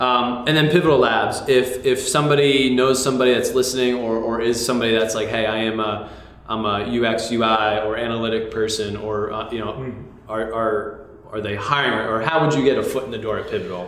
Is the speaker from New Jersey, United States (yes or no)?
yes; New Jersey, United States; now in Washington, D.C., United States; I grew up in New Jersey.